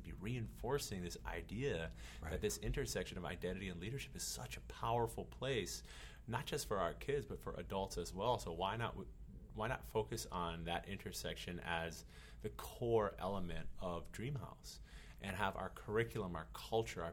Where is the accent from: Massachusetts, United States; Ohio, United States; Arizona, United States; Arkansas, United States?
Massachusetts, United States; moved away as an adult; now in Hawaii, United States; Where I come from in Massachusetts